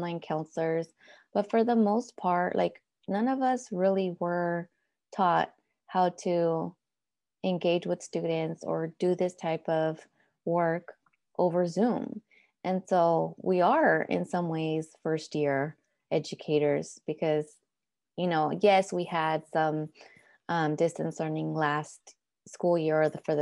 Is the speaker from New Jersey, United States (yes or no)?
no; Oakland, California, United States; was also born and raised in Oakland with parents from Mexico